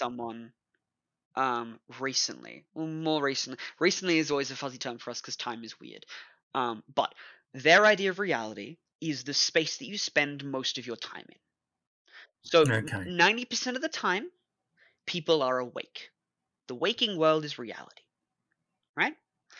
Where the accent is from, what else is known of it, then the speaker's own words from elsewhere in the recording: Australia; where I don't look like this, where I'm not Australian, where I have...